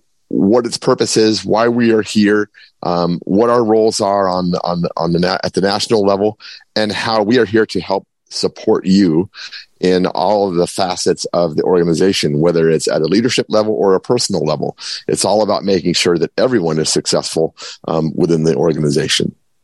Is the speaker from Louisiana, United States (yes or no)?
no; Arizona, United States; now in Kirkland, United States; live in Kirkland, Washington, soon to be returning to all of you in June and returning home where I've lived most of my life in the state of Arizona. So family is there.